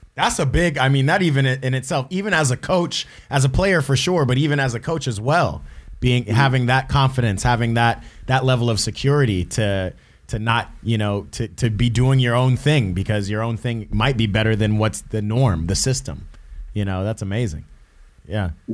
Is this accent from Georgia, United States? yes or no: yes; Atlanta, Georgia, United States; moved away; my hometown Atlanta